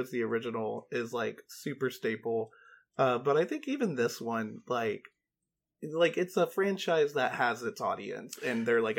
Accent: North Georgia, United States; now in Los Angeles, United States; Oh, I grew up in North Georgia.

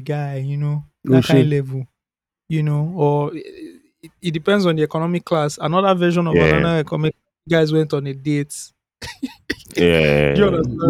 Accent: Nigeria; We grew up in Nigeria

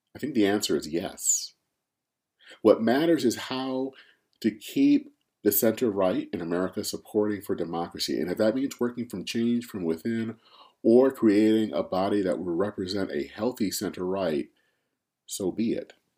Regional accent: Flint, Michigan, United States; my hometown in, of Flint, Michigan

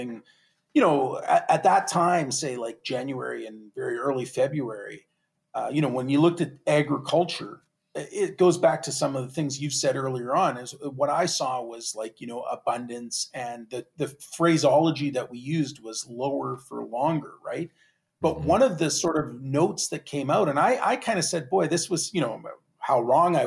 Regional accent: Canada; me being a Canadian

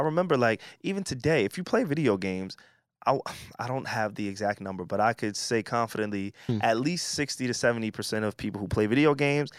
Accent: Long Island, New York, United States; growing up in Long Island

